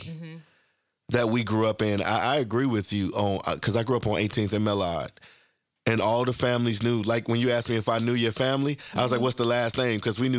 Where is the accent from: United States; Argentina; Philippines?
United States; Chicago, Illinois; being a young Black woman from the west side of Chicago. I know what North Lawndale was like growing up for me.